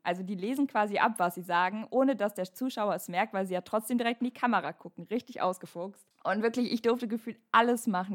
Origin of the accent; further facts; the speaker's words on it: North Rhine-Westphalia, Germany; bei uns in NRW